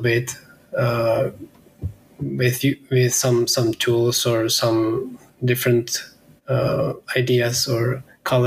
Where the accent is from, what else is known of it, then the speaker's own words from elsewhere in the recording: Pilsen, Plzeň Region, Czechia; I'm in Pilsen, my hometown in Czech Republic.